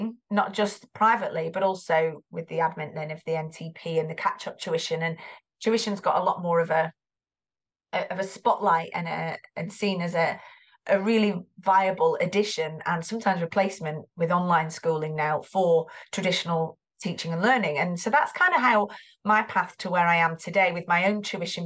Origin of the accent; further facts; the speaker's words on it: Greater Manchester, North West England, United Kingdom; You can probably hear the accent. I am from Greater Manchester.